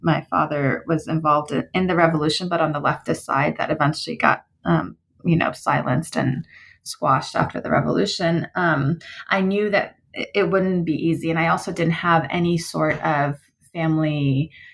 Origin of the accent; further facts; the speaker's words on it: United States; my family background is Iranian, although I grew up in the United States